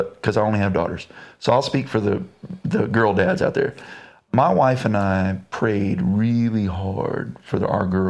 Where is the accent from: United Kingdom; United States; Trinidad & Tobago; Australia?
United States; Kerrville, Texas; I grew up in Kerrville, Texas